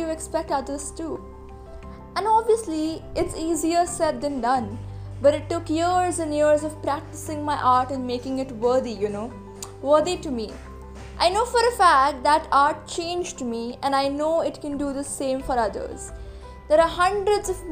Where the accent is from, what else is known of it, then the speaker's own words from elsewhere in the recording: Mumbai, Maharashtra, India; I am an artist from Mumbai